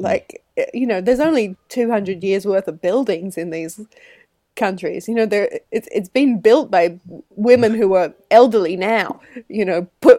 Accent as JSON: {"language": "English", "country": "Australia", "said": "I'm Australian technically, and I think just in the Antipodes in general, women are more encouraged"}